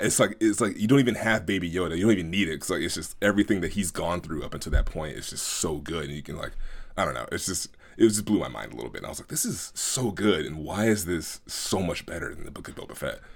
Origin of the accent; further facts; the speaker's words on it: Oakland, California, United States; growing up in Oakland, at, being at my grandmother's house almost every day during the summer and oftentimes after school